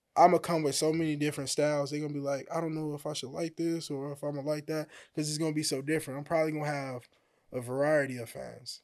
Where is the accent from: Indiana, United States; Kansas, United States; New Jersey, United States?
Indiana, United States; Hammond; moved away as an adult; I'm from Hammond, Indiana. So, uh, I came out here probably like a year ago.